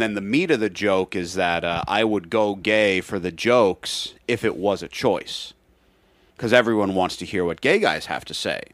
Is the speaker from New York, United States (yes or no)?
no; Seattle, Washington, United States; I'm from Seattle